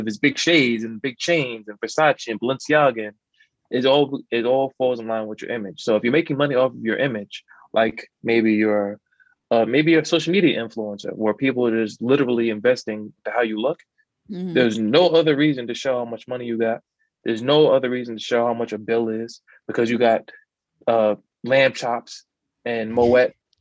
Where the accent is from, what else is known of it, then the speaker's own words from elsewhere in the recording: New York, United States; I'm from New York